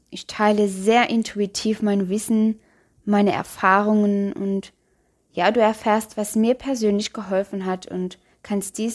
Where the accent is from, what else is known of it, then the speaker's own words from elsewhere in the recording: Luxembourg; ich bin … und ja, ich komme aus Luxemburg, falls du dich vielleicht schon über meinen Akzent gewundert hast.